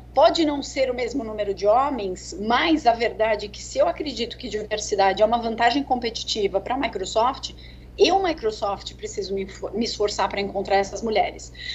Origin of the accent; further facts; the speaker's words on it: São Paulo, Brazil; sou de São Paulo, natural de São Paulo